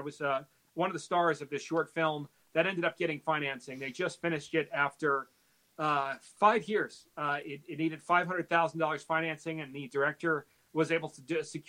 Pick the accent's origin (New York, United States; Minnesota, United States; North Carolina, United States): New York, United States; I grew up in New York. I was raised by my mom. She was a single mother. I was, you know, with my sister, and we were in a very extremely diverse community.